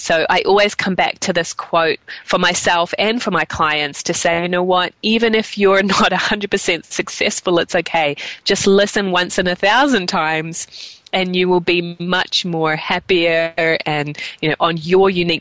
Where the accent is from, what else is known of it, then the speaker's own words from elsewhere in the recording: New Zealand; I grew up in New Zealand